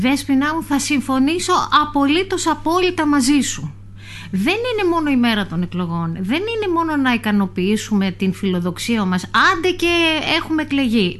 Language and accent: Greek; Myrina, North Aegean, Greece; είμαι κομμάτι της Μύρινας, επειδή είμαι στο ψηφοδέλτιο που αφορά την, ε, την πόλη μου